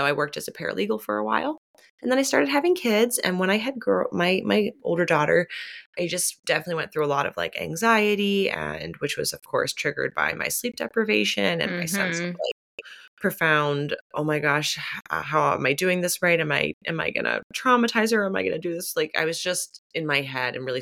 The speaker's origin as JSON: {"language": "English", "town": "Pittsburgh", "region": "Pennsylvania", "country": "United States", "tie": "born or raised there", "also_born_or_lived": "St. Louis, Missouri", "said": "I am from Pittsburgh, though I spent a lot of my childhood in St. Louis, Missouri"}